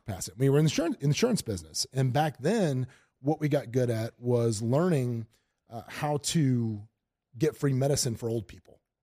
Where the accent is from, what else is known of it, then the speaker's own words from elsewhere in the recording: Lake City, Florida, United States; moved away as an adult; also born or lived in Tampa, Florida; now in Las Vegas, United States; I'm from a little town called Lake City, Florida, but I had moved here from Tampa